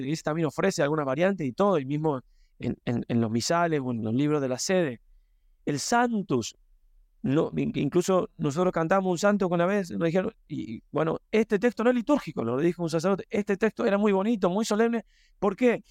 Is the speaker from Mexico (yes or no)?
no; Argentina; moved away; yo también vengo de Argentina